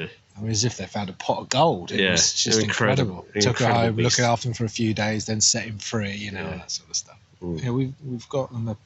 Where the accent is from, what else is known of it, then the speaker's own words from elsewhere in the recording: Marlow, South East England, United Kingdom; also born or lived in Liverpool / Northampton; I was born in Liverpool, then most of my life was down in Buckinghamshire, in Marlow.